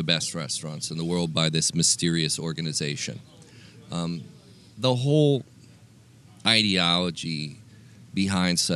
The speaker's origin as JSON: {"language": "English", "town": "Los Angeles", "region": "California", "country": "United States", "said": "a Los Angeles boy like myself"}